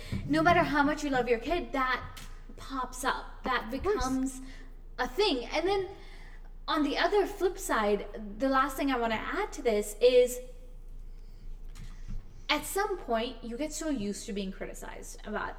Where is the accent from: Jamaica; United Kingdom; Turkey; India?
India; this is a shit that you have to constantly deal with as an Indian woman.